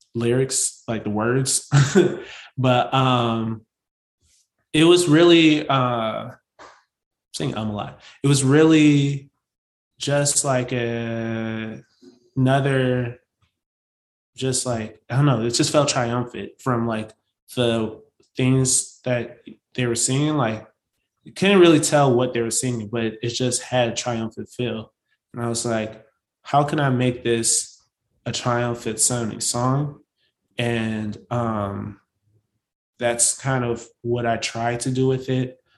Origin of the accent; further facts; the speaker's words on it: St. Paul, Minnesota, United States; also born or lived in New Orleans; So St. Paul is where I was born and raised.